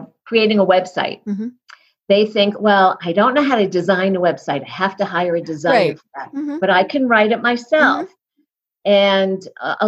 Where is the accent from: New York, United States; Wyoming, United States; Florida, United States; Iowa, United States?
New York, United States; now in Colorado, United States; I'm in Colorado, but I'm originally from New York